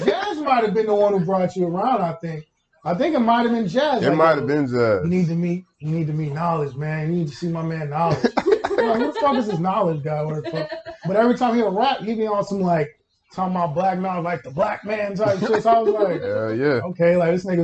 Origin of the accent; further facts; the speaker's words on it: Houston, Texas, United States; also born or lived in Kansas City, Kansas / Fort Bend County, Texas; I was in Houston from kindergarten to sixth grade